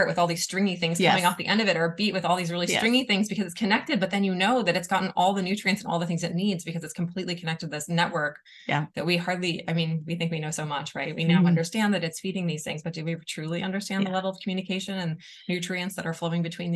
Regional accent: East Bay, California, United States; moved away as an adult; also born or lived in Walnut Creek, California / Chicago; now in Colorado, United States; I grew up in the East Bay

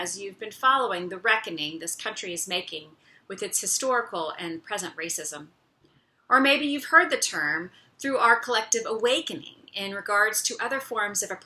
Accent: United States; we as American citizens

